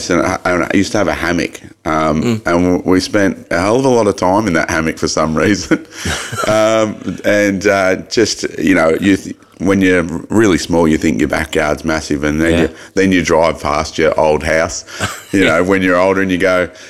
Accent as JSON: {"language": "English", "town": "Mildura", "region": "Victoria", "country": "Australia", "tie": "born or raised there", "said": "we quickly moved out to the um, King's Billabong um, in Cook Street, and grow- yep. growing up on the Billabong and having nature at your doorstep was was pretty unbelievable."}